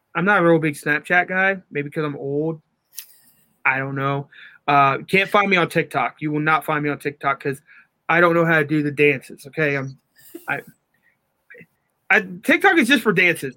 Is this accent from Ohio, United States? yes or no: yes; Newark, Ohio, United States; Newark, you know, my hometown